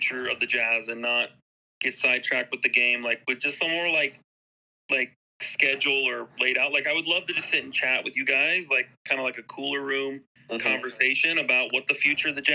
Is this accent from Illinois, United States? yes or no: yes; Illinois, United States; now in Utah, United States; I'm born and raised in Illinois during the Jordan era